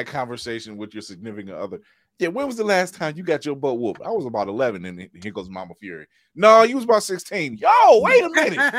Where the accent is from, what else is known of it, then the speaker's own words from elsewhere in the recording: Akron, Ohio, United States; I'm from Akron.